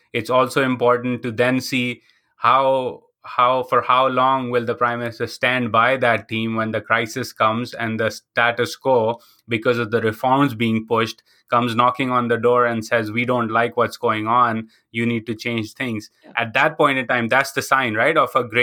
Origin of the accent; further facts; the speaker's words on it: Karachi, Sindh, Pakistan; moved away; I grew up in Karachi